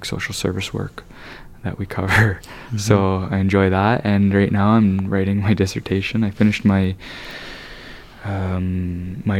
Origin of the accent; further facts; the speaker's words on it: London, Ontario, Canada; this is my hometown. I grew up in London, you know. So it was like, you know, I drove 20 minutes to school